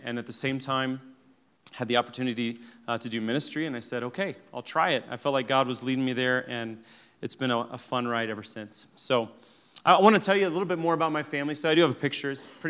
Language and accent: English; Kenya; So I grew up in Africa. We actually took our whole family to Kenya over Christmas, so just about a year ago. And it's a great experience to show them where I grew up.